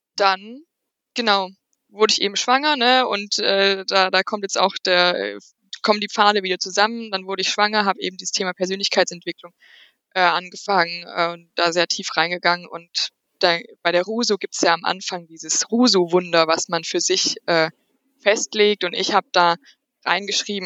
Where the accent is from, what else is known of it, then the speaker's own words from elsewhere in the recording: near Aschaffenburg, Bavaria, Germany; ich komme hier aus der Nähe von Aschaffenburg